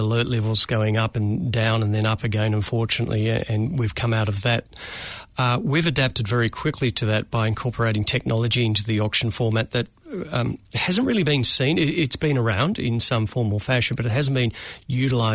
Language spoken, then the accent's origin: English; Melbourne, Victoria, Australia; moved away as an adult; now in Auckland, New Zealand; as a Melbourne boy